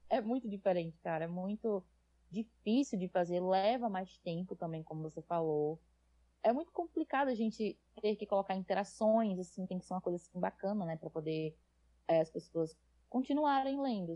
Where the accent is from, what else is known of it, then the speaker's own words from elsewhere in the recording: Natal, Rio Grande do Norte, Brazil; accent: nordestino; E eu sou nordestina, como pode ver pelo sotaque. Um, sou de Natal, no Rio Grande do Norte